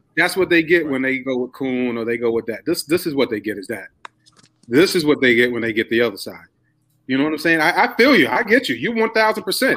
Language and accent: English; Spartanburg, South Carolina, United States; moved away; me coming from Spartanburg as well, moving up here